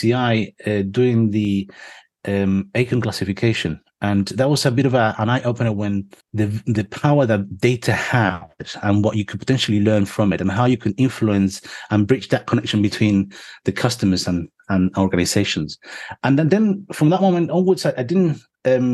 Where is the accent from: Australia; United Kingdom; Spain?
Spain; moved away; I'm originally from Spain